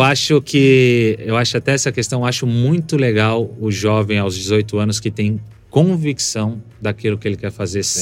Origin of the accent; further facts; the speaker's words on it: São Paulo, Brazil; also born or lived in Brasília / Cuiabá; com sete anos eu cheguei em São Paulo